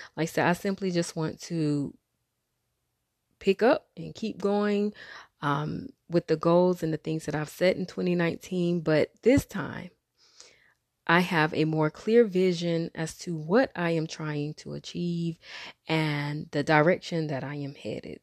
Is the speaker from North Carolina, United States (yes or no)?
yes; Wilmington, North Carolina, United States; now in Raleigh-Durham, United States; my hometown, where I'm from, which is Wilmington, and the Raleigh-Durham area, which is where I currently live